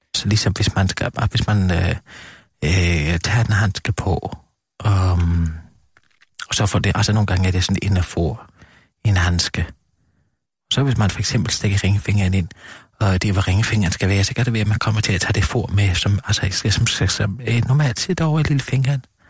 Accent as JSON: {"language": "Danish", "town": "Gram", "region": "Southern Denmark", "country": "Denmark", "tie": "born or raised there", "moved": "yes", "said": "jeg er født og opvokset i Kram"}